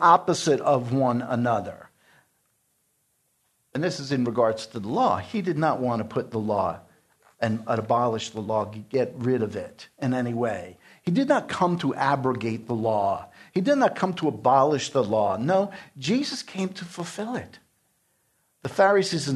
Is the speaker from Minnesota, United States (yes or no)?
no; New York City, New York, United States; I grew up in New York City